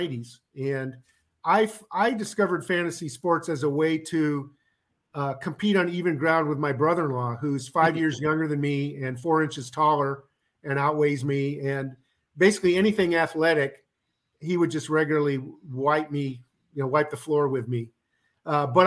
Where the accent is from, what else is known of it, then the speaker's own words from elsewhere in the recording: Omaha, Nebraska, United States; now in East Coast, United States; I grew up in Omaha, Nebraska